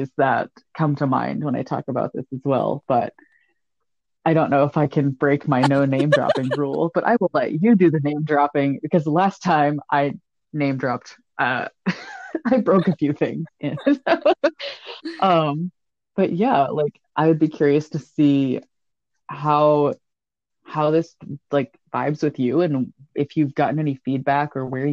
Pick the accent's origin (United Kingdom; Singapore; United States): United States; the South; now in the Midwest, United States; I also live in the Midwest, but I was born in the South.